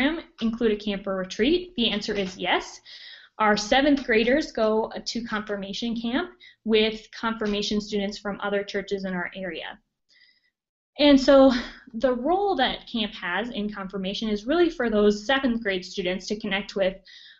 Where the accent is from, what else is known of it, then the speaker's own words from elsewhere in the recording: Montana, United States; also born or lived in Minnesota / New Jersey; now in Boone, United States; I'm originally from Montana and have lived in Minnesota and also New Jersey.